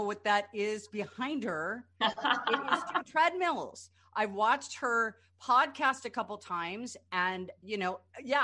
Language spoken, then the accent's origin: English; California, United States; I was born and raised in California